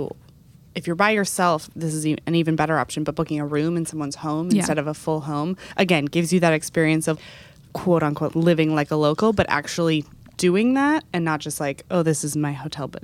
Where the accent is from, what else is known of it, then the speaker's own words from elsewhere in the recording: Texas, United States; I grew up in Texas.